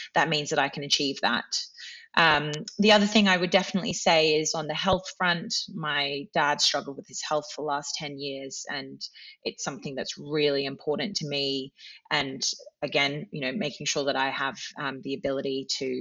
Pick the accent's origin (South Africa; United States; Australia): Australia; moved away as an adult; now in United Kingdom; I am from Australia and it is a long way away